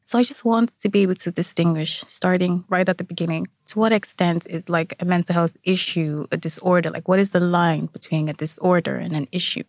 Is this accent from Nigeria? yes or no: yes; Nigeria; now in Ireland; I am Nigerian